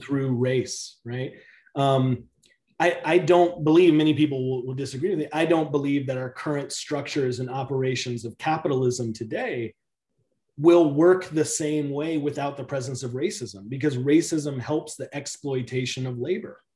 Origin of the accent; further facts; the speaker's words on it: the South, United States; I grew up in the South in the in a predominantly African American community